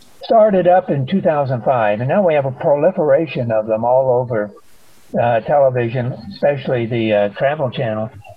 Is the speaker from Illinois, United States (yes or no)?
yes; Illinois, United States; moved away; I am from Illinois